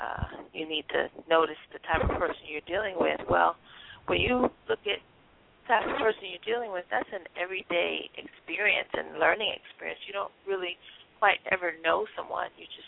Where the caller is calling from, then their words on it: Miami, Florida, United States; I'm calling from Miami.